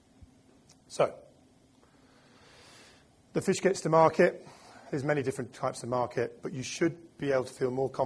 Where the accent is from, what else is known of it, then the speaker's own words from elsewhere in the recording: United Kingdom; I'm British